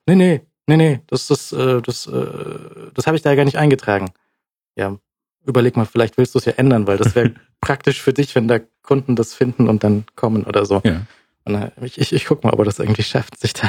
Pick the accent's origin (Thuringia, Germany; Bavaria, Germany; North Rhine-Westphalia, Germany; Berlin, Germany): Bavaria, Germany; Munich; als Münchner